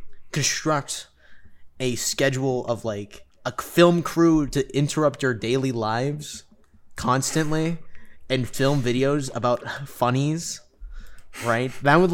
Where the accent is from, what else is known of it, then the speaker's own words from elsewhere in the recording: Canada; we're Canadian.